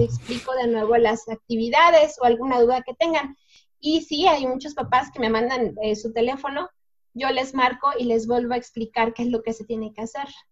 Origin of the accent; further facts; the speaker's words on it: Mexico; somos mexicanos